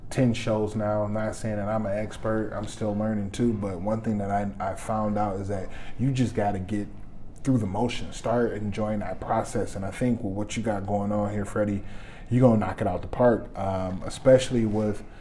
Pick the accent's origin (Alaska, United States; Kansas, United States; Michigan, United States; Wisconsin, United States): Michigan, United States; Detroit; moved away as an adult; now in Minnesota, United States; I'm originally from Detroit, Michigan. I've uh, been here in Minnesota for uh, 10, 11, maybe almost 12